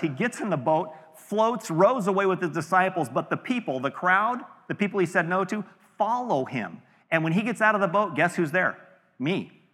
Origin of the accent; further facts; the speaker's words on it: California, United States; we're all from California